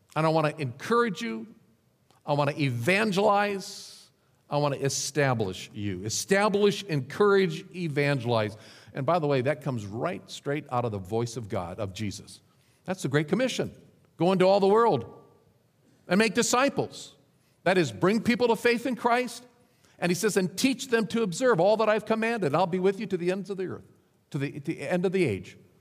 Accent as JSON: {"language": "English", "region": "Nebraska", "country": "United States", "tie": "born or raised there", "also_born_or_lived": "Dallas, Texas", "moved": "as an adult", "said": "back to my home state of Nebraska, to a little rural church"}